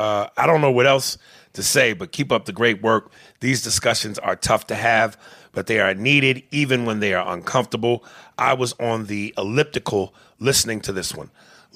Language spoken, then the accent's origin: English; Bronx, New York, United States; I grew up poor in the Bronx on welfare with my grandmother.